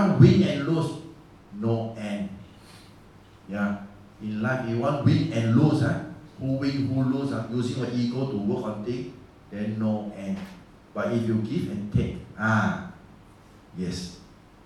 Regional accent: Singapore; we are Singaporean.

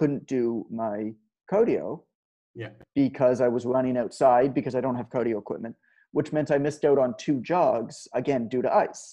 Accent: Canada; I'm Canadian. We kind of grow up with the cold

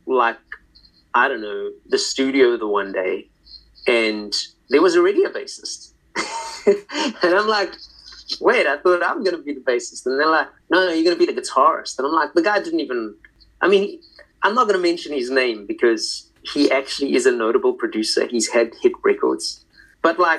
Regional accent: Johannesburg, Gauteng, South Africa; moved away as an adult; also born or lived in London, United Kingdom / Bracknell, United Kingdom; now in New Orleans, United States; I was born in Johannesburg, South Africa, and I spent my first like 20, 21 years there.

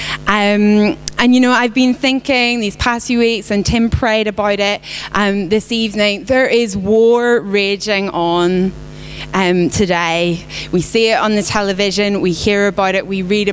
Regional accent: Belfast, Northern Ireland, United Kingdom; moved away; I'm not from here. I'm from Northern Ireland. Some people think Scottish, some people think American, Australian, South African. I'm from Belfast.

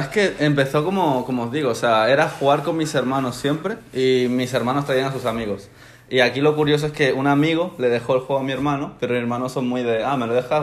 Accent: Spain; also born or lived in Ecuador; Llegué a España cuando tenía un año, o sea, llevo 20 años toda mi vida aquí prácticamente

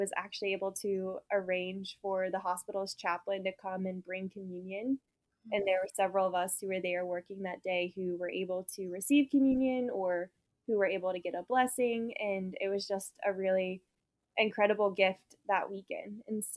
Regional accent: New Orleans, Louisiana, United States; I was born and raised in New Orleans, Louisiana.

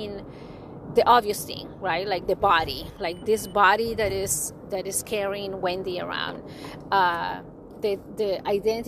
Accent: Bay Area, California, United States; I'm from the Bay Area

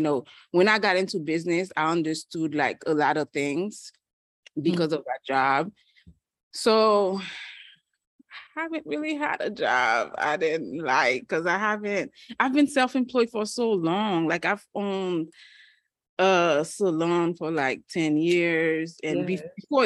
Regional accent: Haiti; English is a second language; moved away; I am from Haiti

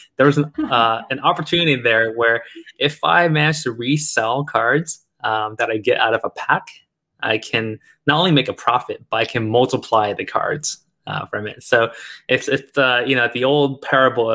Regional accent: United States; also born or lived in China; years and years of growing up and living in America

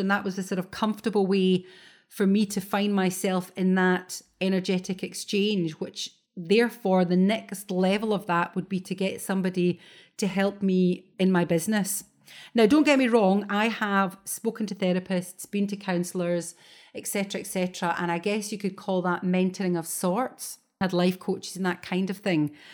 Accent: Scotland, United Kingdom; as a Scot, it's always raining in Scotland

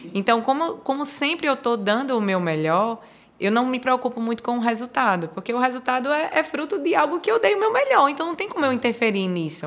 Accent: Alagoas, Brazil; eu sou uma lagoana orgulhosa

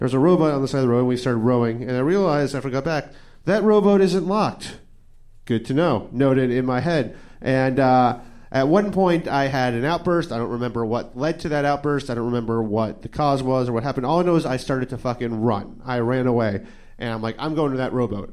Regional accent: New York City, New York, United States; I grew up in New York City, in the Upper West Side

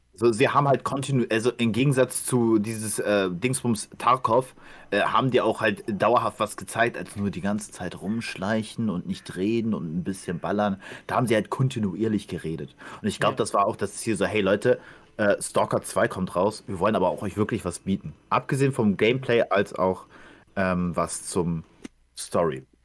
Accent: Ukraine; moved away; dass ich das mein Heimatland ist

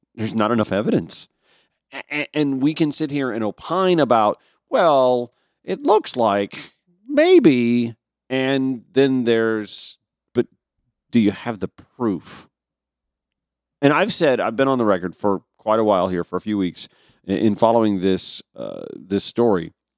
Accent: Grovetown, Georgia, United States; also born or lived in Augusta, Georgia; my own hometown, little old Grovetown, Georgia, is just a booming little bedroom community of more than 10,000. When uh, it was maybe 3,000 when I was a kid there.

